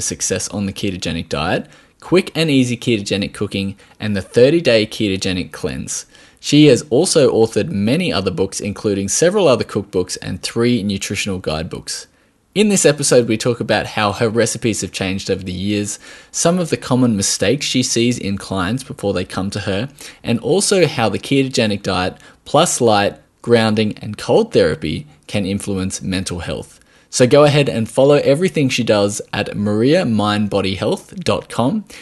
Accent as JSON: {"language": "English", "country": "Australia"}